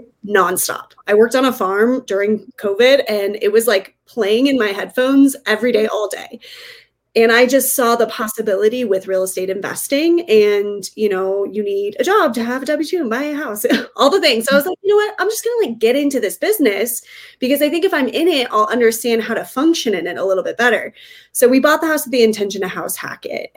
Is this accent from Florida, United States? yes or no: no; Northern Colorado, United States; now in Denver, United States; I grew up in Northern Colorado and we had just moved to Denver